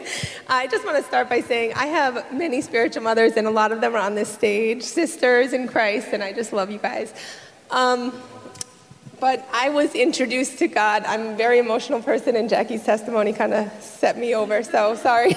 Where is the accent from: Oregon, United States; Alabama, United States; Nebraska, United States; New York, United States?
New York, United States; moved away as an adult; now in Southern United States; I lived in New York, and we were moving down south a month later